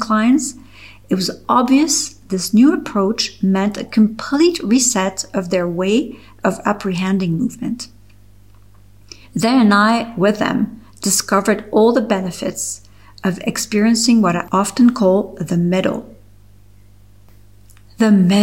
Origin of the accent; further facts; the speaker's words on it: Geneva, Switzerland; English is a second language; also born or lived in Toronto, Canada; I opened Le Studio Pilates in my hometown Geneva, Switzerland